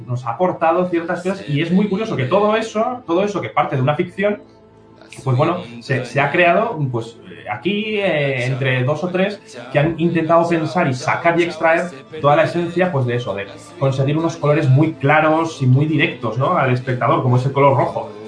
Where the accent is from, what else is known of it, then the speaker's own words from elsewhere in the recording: Zaragoza, Aragon, Spain; a mí como, como, como zaragozano